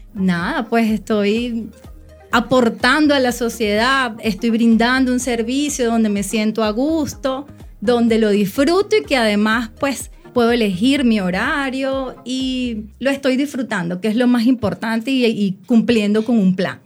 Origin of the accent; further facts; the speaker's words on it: Venezuela; en mi país